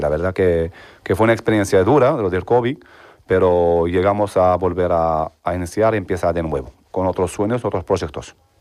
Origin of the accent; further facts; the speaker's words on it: El Jadida, Casablanca-Settat, Morocco; Spanish is a second language; moved away as an adult; now in Seville, Spain; Vengo de Marruecos, exactamente de El Jadida